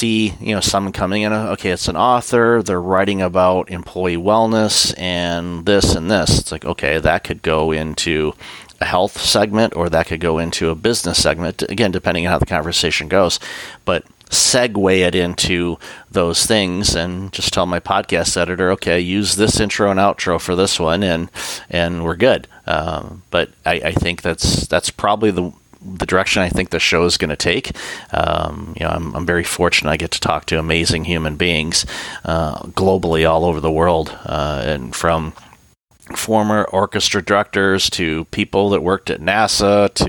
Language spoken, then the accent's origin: English; Detroit, Michigan, United States; I grew up in the Detroit area.